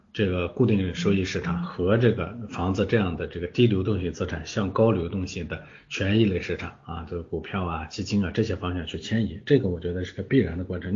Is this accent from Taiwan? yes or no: no; China; 我们中国人